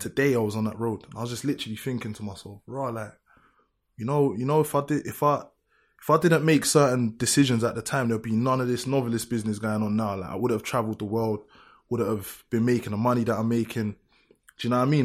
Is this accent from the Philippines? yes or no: no; London, United Kingdom; I grew up, I'm from Lewisham, innit? I really grew up in this.